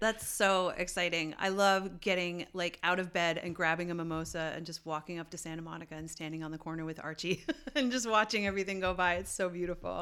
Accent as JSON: {"language": "English", "country": "Canada", "said": "I am Canadian."}